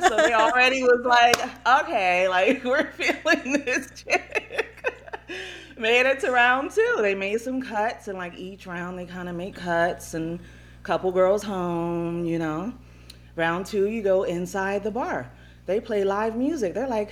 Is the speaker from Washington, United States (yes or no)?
no; Upper East Coast, PA, Pennsylvania, United States; From the Upper East Coast, PA.